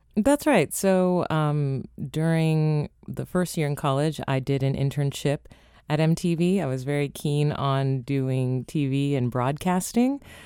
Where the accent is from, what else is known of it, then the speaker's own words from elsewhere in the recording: Los Angeles, California, United States; also born or lived in Toronto, Canada; now in Washington, D.C., United States; growing up in Los Angeles, you're in the hub of entertainment